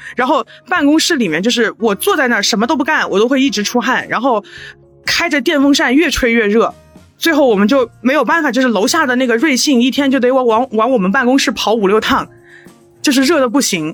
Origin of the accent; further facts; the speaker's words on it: Chengdu, Sichuan, China; 我是成都的